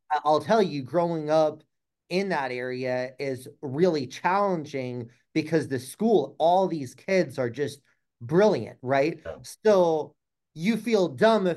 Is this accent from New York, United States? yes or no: no; Palo Alto, California, United States; also born or lived in Mountain View, California / Ireland; grew up most of my life in Palo Alto, which again is kind of near Stanford.